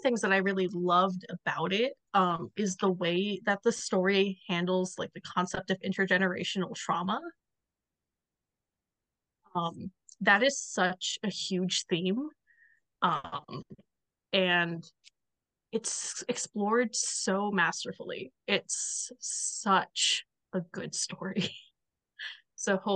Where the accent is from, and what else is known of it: the South, United States; accent: Southern